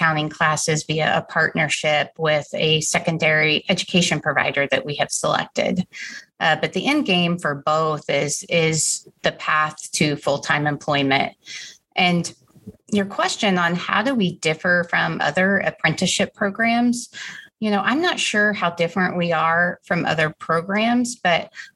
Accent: Wichita, Kansas, United States; I grew up in Wichita, Kansas, went to school at Wichita State University

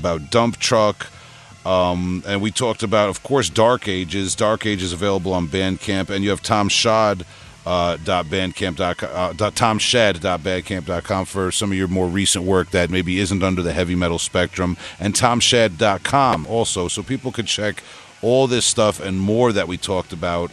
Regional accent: Huntington, New York, United States; accent: Long Island; I'm not only from Long Island. I'm from Huntington

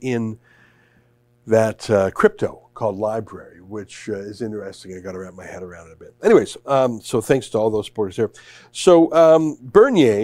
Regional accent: Canada; we're Canadian citizens

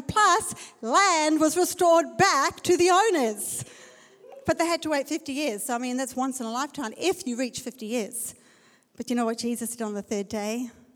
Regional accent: South Africa; I'm from South Africa.

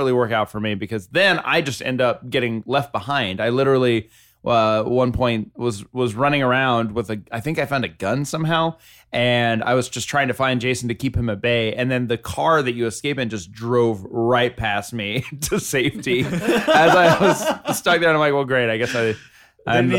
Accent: the South, United States; I'm from the South

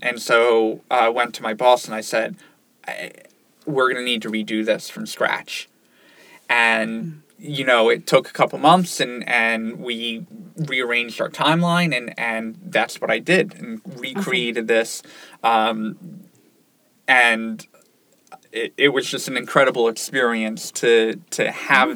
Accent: Ocean City, New Jersey, United States; moved away as an adult; now in Syracuse, United States; I grew up in Ocean City, New Jersey.

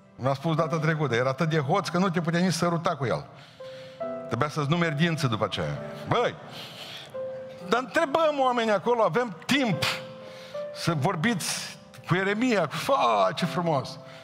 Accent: Romania; La noi, la România

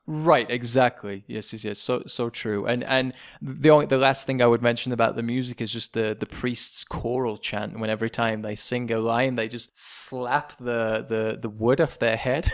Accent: England, United Kingdom; moved away; a Brit, as an Englishman

